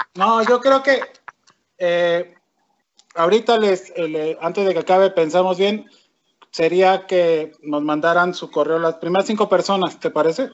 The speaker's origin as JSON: {"language": "Spanish", "country": "Mexico", "said": "un poco como mexicano"}